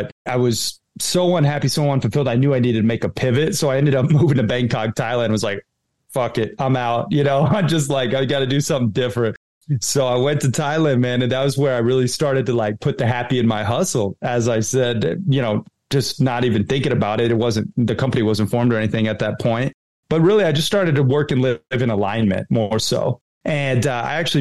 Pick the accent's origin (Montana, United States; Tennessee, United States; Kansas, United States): Montana, United States; Red Lodge; also born or lived in Sarasota, Florida; I grew up half in Red Lodge, Montana on my father's ranch, you know, camping, fishing, hunting, hiking, playing cowboy. And then my mom lived in Sarasota, Florida. So I was half surf and skate